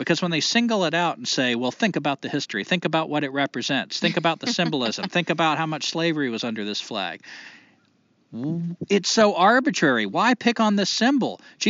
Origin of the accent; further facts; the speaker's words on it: the South, United States; I got back down south, I started getting treated like a dumb southerner. People would make fun of my accent sometimes. Didn't even know I had an accent.